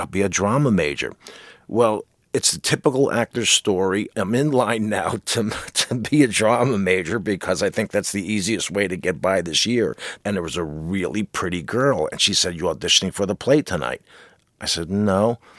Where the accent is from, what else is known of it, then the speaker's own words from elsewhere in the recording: New Jersey, United States; I'm a jock from New Jersey